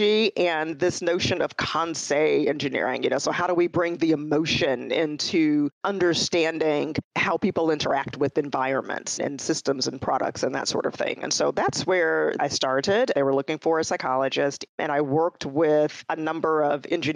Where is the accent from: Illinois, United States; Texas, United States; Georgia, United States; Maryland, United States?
Illinois, United States; Chicago; moved away as an adult; also born or lived in Detroit area, Michigan / California; I'm a Midwestern girl. I grew up in Chicago, born and raised.